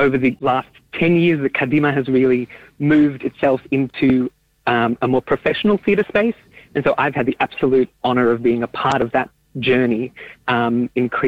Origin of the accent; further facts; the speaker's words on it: Melbourne, Victoria, Australia; I grew up in Melbourne and in amongst a very vibrant community of Yiddish speakers